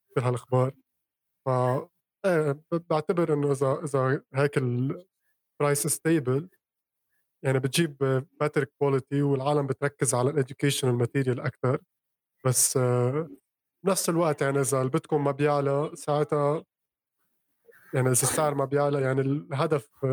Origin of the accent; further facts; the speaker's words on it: Lebanon; انا من لبنان